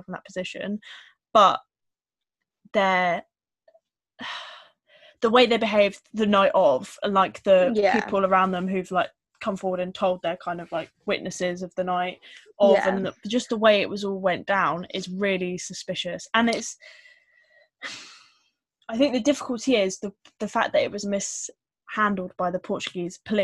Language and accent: English; United Kingdom; we as British people